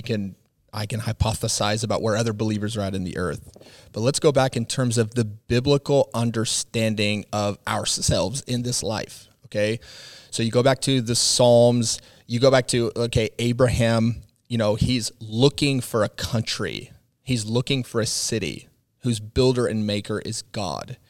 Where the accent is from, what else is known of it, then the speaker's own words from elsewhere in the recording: Midwest, United States; as an American, you know, raised in the Midwest